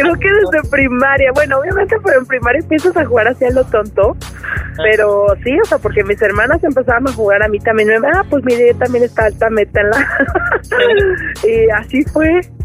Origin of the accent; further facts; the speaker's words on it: Mexico; moved away as an adult; now in United States; soy súper mexicana